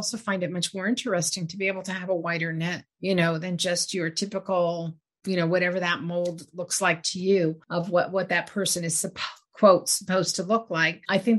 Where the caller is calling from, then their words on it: United States; I'm calling from the United States